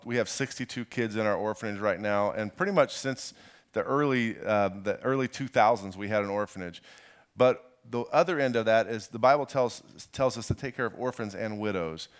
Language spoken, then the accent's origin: English; Indiana, United States; I'm from Indiana